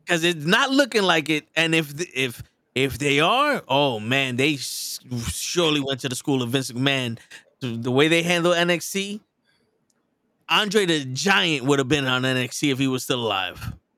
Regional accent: New York, United States; We're from New York

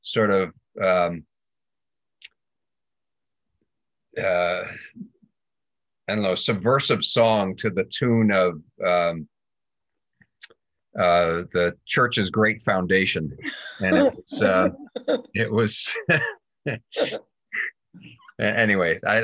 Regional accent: Andover, Massachusetts, United States; also born or lived in Hanover, New Hampshire / Springfield, Vermont; when I was five, we moved from Springfield to Andover, Mass

